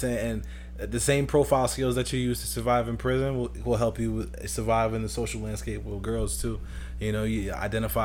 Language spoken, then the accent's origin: English; Fairhaven, United States; I'm from Fairhaven.